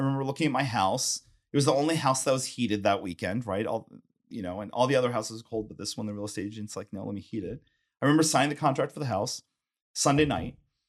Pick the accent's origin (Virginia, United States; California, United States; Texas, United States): Texas, United States; I think, you know, it almost ties back to being a Texan.